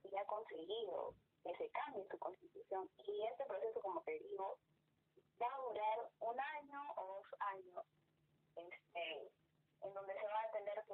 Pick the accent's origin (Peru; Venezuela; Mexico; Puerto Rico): Peru